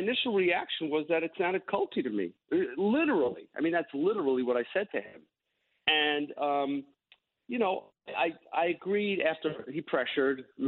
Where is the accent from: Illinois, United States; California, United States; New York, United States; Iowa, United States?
New York, United States; Long Island; I grew up in Long Island